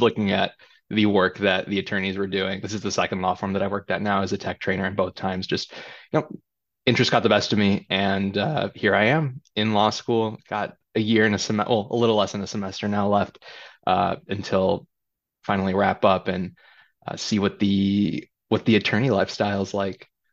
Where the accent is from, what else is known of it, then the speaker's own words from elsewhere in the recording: Chicago Heights, Illinois, United States; also born or lived in California; I grew up in Chicago Heights, a south suburb.